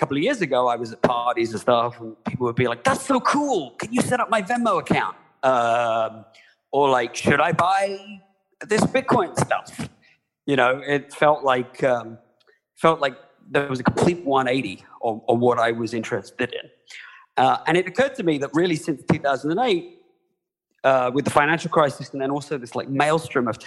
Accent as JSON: {"language": "English", "country": "United Kingdom", "tie": "born or raised there", "moved": "as an adult", "lives_now": "United States", "said": "I'm not from the US originally. I was born in the UK, but I am an American now. Like John Oliver, I came here about 20 years ago"}